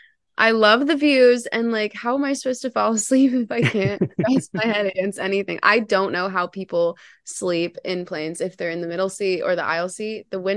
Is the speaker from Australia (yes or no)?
no; Canada; And she's Canadian. That's a plus, because I'm from Canada.